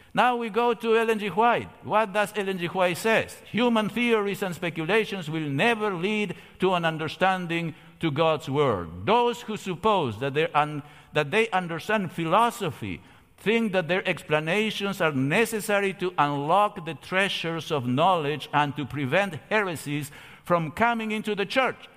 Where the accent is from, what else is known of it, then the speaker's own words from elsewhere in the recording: Argentina; moved away; I come from Argentina